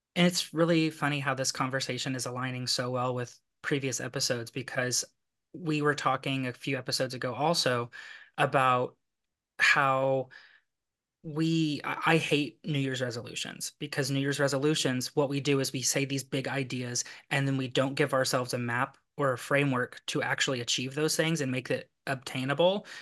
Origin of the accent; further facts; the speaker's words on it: Lexington, Kentucky, United States; I'm from Kentucky